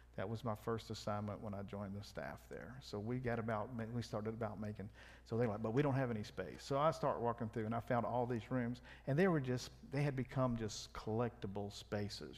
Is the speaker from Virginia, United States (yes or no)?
no; South Louisiana, United States; I'm from South Louisiana